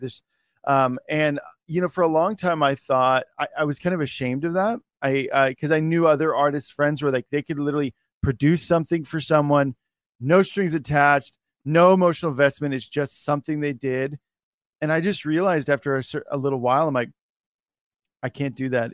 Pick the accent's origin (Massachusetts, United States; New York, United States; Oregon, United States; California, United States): Oregon, United States; I'm from Oregon.